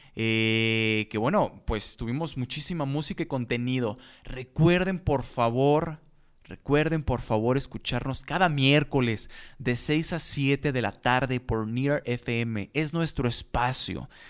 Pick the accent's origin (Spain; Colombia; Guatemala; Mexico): Mexico; now in Dublin, Ireland; me da mucho gusto despedirme desde México